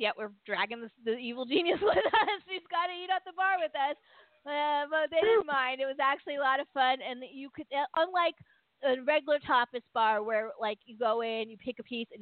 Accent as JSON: {"language": "English", "country": "United States", "said": "we're Americans"}